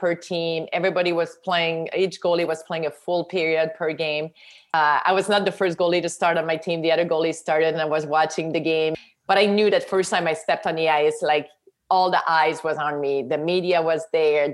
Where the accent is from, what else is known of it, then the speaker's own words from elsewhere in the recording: Quebec, Canada; English is a second language; moved away as an adult; now in United States; I was from Quebec. I didn't speak any English